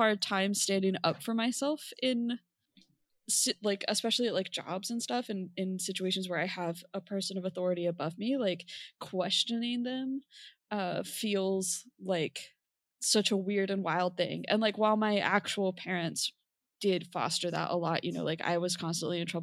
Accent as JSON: {"language": "English", "country": "United States", "tie": "born or raised there", "said": "growing up in America, like, like 5 years later than this book, you know, I was a child in the 90s"}